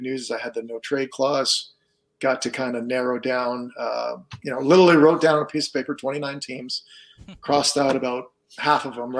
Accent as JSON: {"language": "English", "town": "Ottawa", "region": "Ontario", "country": "Canada", "tie": "born or raised there", "moved": "yes", "said": "I'm from Ottawa originally"}